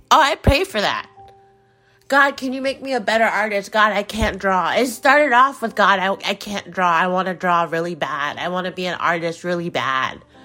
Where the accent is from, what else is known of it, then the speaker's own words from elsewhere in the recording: United States; in the United States, in the, in my home country